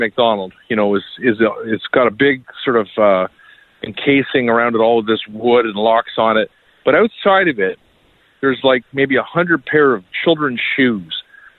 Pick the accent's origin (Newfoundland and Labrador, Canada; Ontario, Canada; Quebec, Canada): Ontario, Canada; Kingston; I'm kind of from Kingston area, so I'm very proud of that.